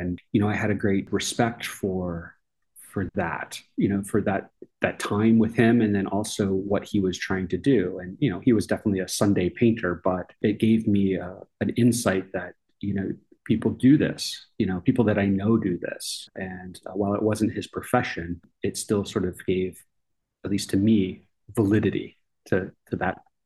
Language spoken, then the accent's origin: English; Tampa, Florida, United States; moved away as an adult; also born or lived in Boston, Massachusetts / Georgia; now in Arkansas, United States; I grew up in Florida